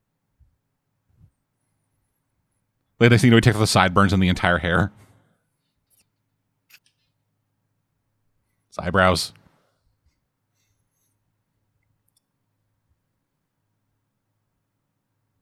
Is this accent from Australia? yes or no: no; Wales, United Kingdom; I'm from Wales